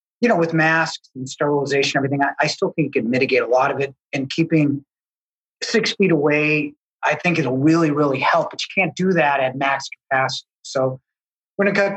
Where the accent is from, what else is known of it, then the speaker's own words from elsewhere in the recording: Needham, Massachusetts, United States; I grew up in Needham.